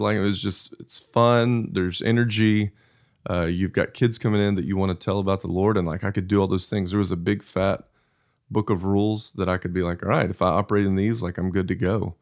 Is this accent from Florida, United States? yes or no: no; Abilene, Texas, United States; So I grew up in Abilene, Texas, and we were at church anytime